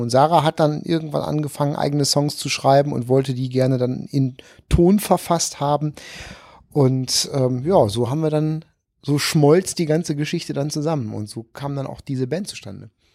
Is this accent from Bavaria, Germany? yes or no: no; Issum, North Rhine-Westphalia, Germany; moved away as an adult; also born or lived in Kamp-Lintfort; now in Cologne, Germany; Ich bin äh, Niederrheiner ursprünglich geboren in Kamblinfort, Weltstadt Kamblinfort